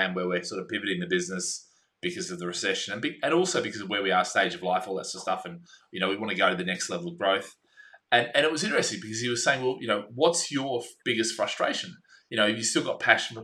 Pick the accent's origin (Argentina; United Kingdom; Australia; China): Australia; I'm an Aussie